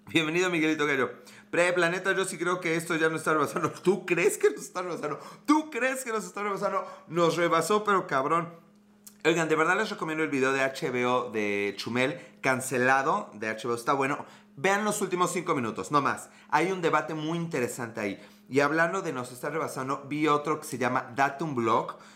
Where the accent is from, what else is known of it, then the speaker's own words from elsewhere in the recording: Puebla, Mexico; ¿Tengo acento acaso de algún otro país? Eh, soy de Puebla, México. Puebla, Puebla.